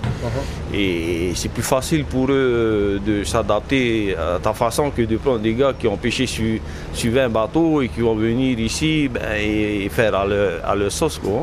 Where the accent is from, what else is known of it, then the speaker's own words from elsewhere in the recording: Paea, Tahiti, French Polynesia; ici, on est né ici, on est de Païa